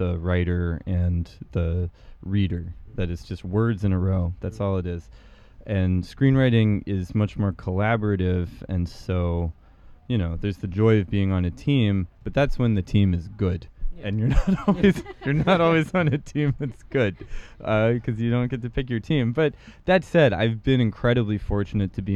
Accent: United States; I'm from America

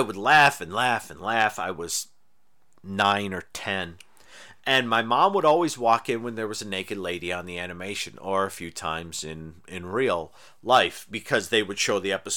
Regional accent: Irondequoit, New York, United States; now in Los Angeles, United States; I grew up in Irondequoit, which is close to Lake Ontario

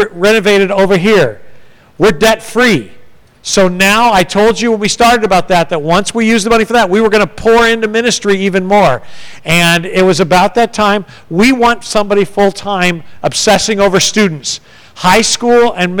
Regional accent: San Diego, California, United States; also born or lived in Ohio; now in Texas, United States; I'm from San Diego, California

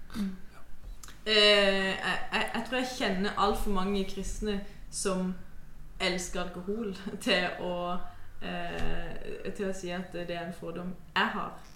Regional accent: Mandal river valley, Agder, Norway; der jeg kommer fra, eh, så går det ei elv. Mandalselva

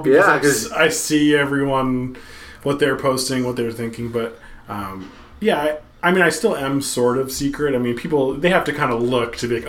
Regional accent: Portland, Maine, United States; Like growing up in East Deering.

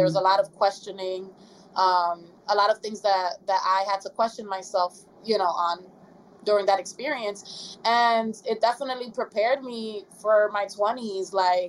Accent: Philadelphia, Pennsylvania, United States; I was raised in Philadelphia.

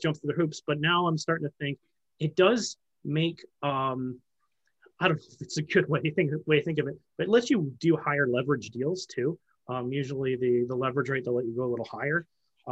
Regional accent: Canada; I'm a Canadian who invests in the US

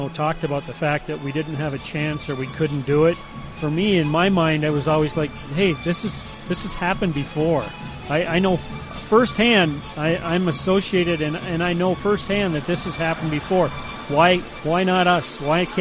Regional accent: Warroad, Minnesota, United States; my hometown of Warroad, Minnesota, and growing up there

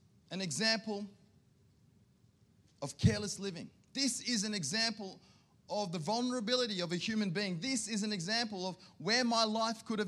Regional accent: Sydney, New South Wales, Australia; now in Canberra, Australia; I grew up in Sydney

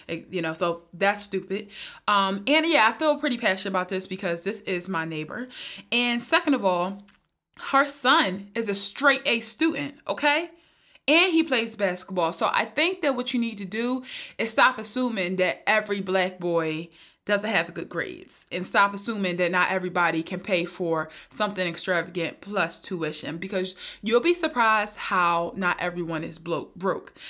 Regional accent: Philadelphia, Pennsylvania, United States; I'm from North Philly

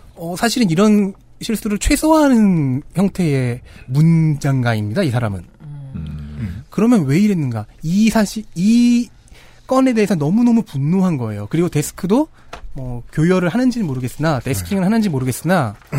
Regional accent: Seoul, South Korea; 서울 토박이라서 남산에 자주 갔는데 그건 제가 남산 기슭에서 자라났기 때문이죠

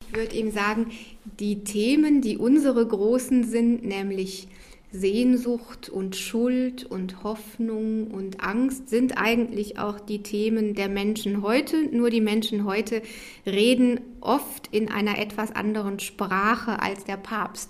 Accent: Rhineland, Germany; Ich bin im Rheinland groß geworden, da ist man rheinisch-katholisch

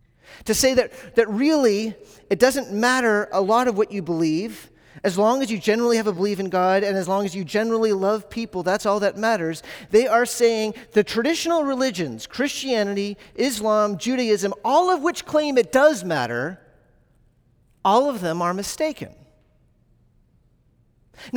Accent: the South, United States; I grew up in the South, so this is what I believe.

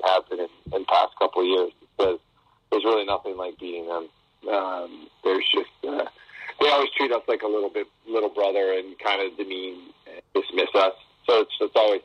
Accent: Cleveland, Ohio, United States; I'm a Catholic kid from Cleveland

